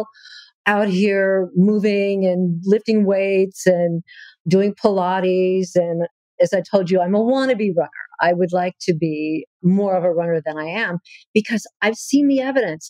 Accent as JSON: {"language": "English", "region": "Southern California", "country": "United States", "tie": "born or raised there", "also_born_or_lived": "Hollywood, California / North Carolina", "moved": "as an adult", "said": "I was born in Hollywood, California, of all the places to be born. I know. And grew up in Southern California"}